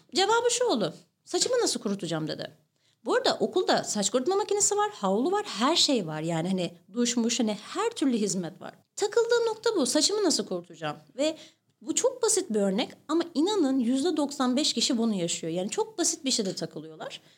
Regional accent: İzmir, Turkey; Doğma büyüme Karşıyaka

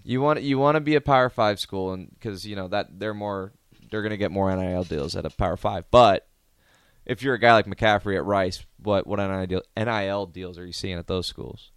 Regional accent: Omaha, Nebraska, United States; growing up in Omaha

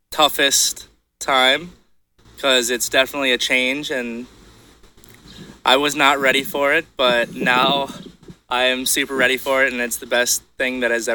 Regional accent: Brooklyn Park, Minnesota, United States; Brooklyn Park.

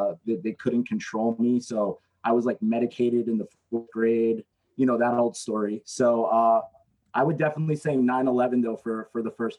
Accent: New Jersey, United States; because I'm from New Jersey. I lived about 20 minutes from New York City.

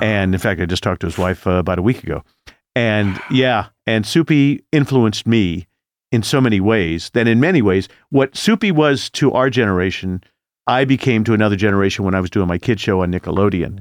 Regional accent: Indianapolis, Indiana, United States; Growing up in Indianapolis, I wanted to be in show business more than life itself

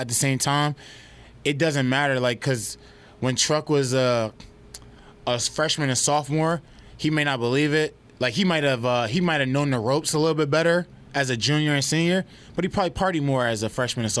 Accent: New Jersey, United States; I'm from New Jersey, and I like that.

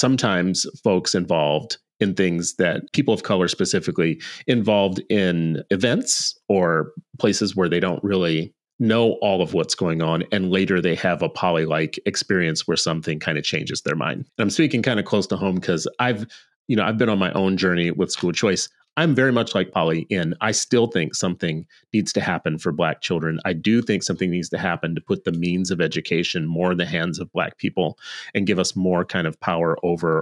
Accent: Minnesota, United States; I live in Minnesota

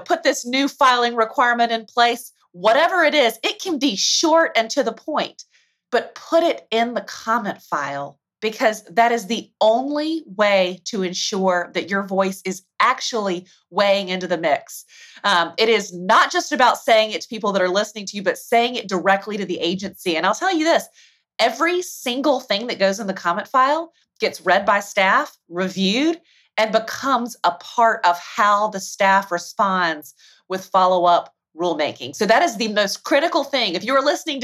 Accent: Alabama, United States; accent: Southern; you can probably hear a twinge of my Southern accent. I'm from the state of Alabama

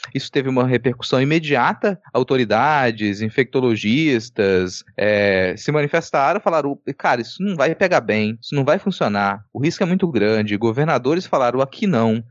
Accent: Minas Gerais, Brazil; now in Espírito Santo, Brazil; sou de Minas Gerais

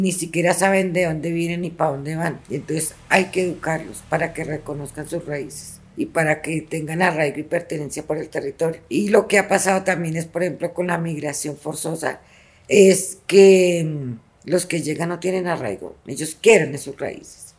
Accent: Colombia; moved away as an adult; also born or lived in Chile; Allá tenía alta calidad de vida pero volví a mi tierra

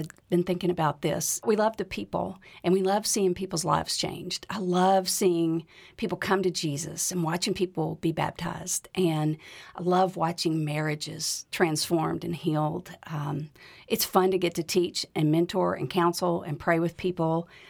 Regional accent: Memphis, Tennessee, United States; I was raised in Memphis. I graduated from Baylor University and then came back to teach in Memphis.

